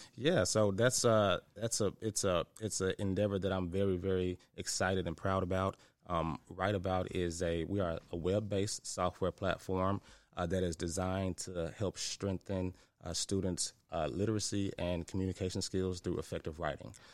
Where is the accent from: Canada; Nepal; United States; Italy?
United States; Memphis, Tennessee; I'm from Memphis, so a product of the White Haven community.